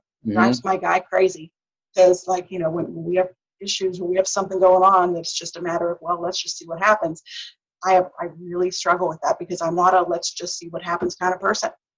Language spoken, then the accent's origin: English; Pittsburgh, Pennsylvania, United States; when we were growing up in Pittsburgh